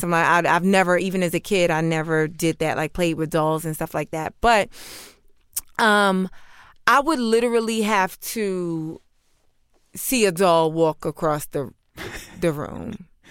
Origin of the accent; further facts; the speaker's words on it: New York City, New York, United States; I grew up in New York City